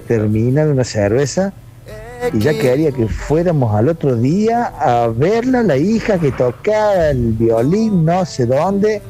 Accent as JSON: {"language": "Spanish", "town": "Bell Ville", "region": "Córdoba", "country": "Argentina", "said": "Yo soy de Belville"}